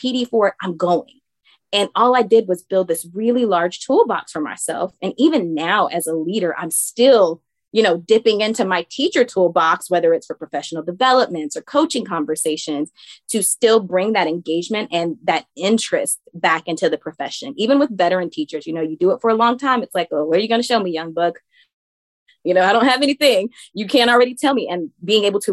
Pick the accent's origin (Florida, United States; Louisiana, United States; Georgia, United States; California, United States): Georgia, United States; Savannah; I'm from Savannah, Georgia